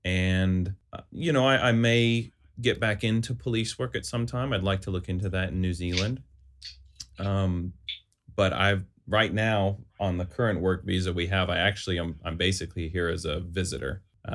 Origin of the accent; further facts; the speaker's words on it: United Kingdom; also born or lived in California; I am British. I have UK, dual UK US citizenship.